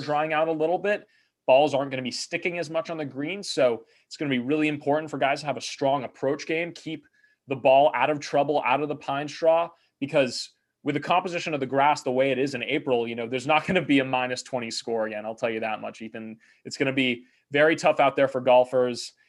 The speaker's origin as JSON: {"language": "English", "area": "Bruin country", "region": "California", "country": "United States", "tie": "born or raised there", "said": "growing up in Bruin country"}